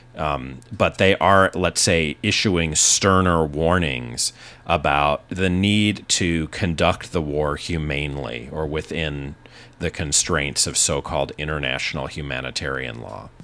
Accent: United States; I'm an American citizen

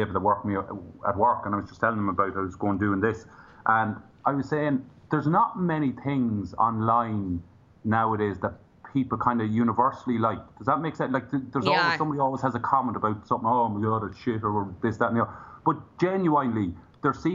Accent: Ireland; From Ireland

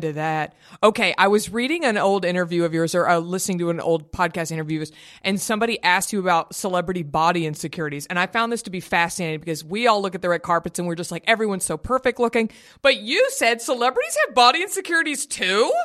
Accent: Dallas, Texas, United States; I'm from Dallas

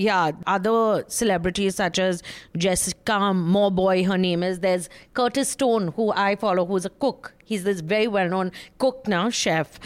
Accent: West Bengal, India; I'm from Bengal

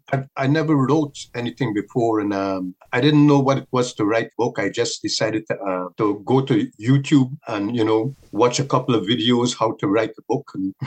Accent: Guyana; At that time, it was rough. But generally speaking, I will say that it's made me a stronger person.

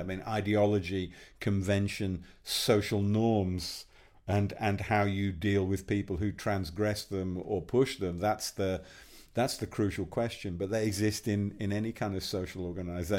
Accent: Yorkshire and the Humber, United Kingdom; I grew up in West Yorkshire

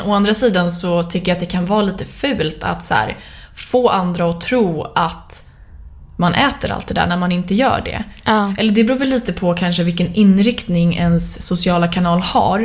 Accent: Sweden; som svensk

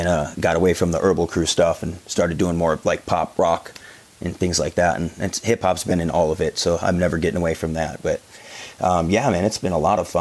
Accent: Detroit, Michigan, United States; moved away; I'm originally from Detroit, so I've got and everybody I went to high school with is obviously in the same demographic

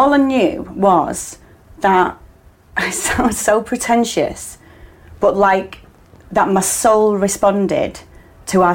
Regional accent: Manchester, North West England, United Kingdom; at the Royal Exchange in Manchester because it's my hometown

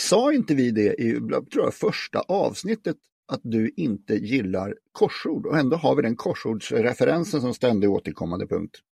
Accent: Stockholm, Stockholm County, Sweden; also born or lived in Norrland; hela min släkt är från Norrland, även om jag är född här så klassar inte jag mig som stockholmare

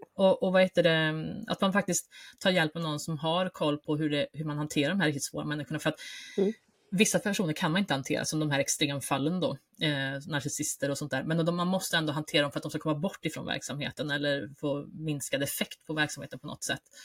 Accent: Värmland, Sweden; som värmlänning i grunden

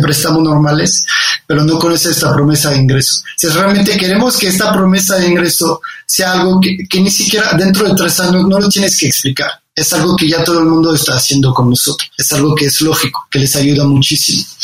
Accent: Condé, Hauts-de-France, France; Spanish is a second language; moved away as an adult; also born or lived in Paris, France; now in Mexico; yo soy del norte de Francia, nací en un pueblo que se llama Condé, muy, muy cerca de, Inglaterra.

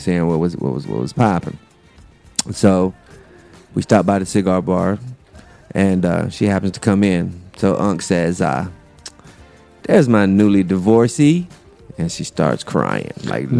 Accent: North Carolina, United States; I'm from North Carolina

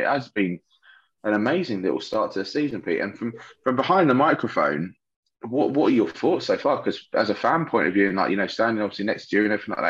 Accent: southern England, United Kingdom; accent: southern; What about our southern accent

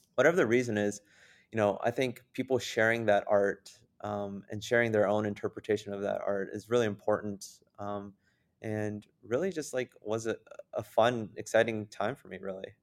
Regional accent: San Jose, California, United States; now in Wisconsin, United States; here in Wisconsin when I first moved since I'm originally from San Jose, California

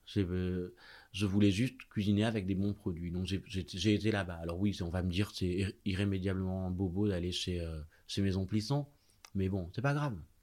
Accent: Marseille, Provence-Alpes-Côte d'Azur, France; now in Paris, France; J'ai grandi à Marseille quartier euh, enfin qui à la fois enfin c'est presque les quartiers nord

